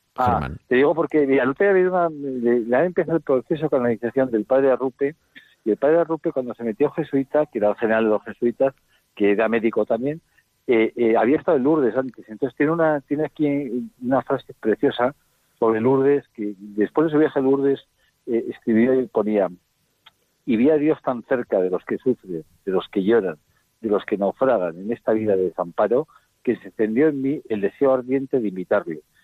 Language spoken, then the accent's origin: Spanish; Bilbao, Basque Country, Spain; yo soy de Bilbao